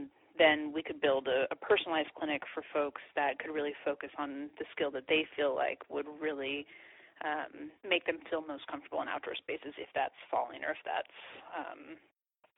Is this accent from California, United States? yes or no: yes; California, United States; I'm from California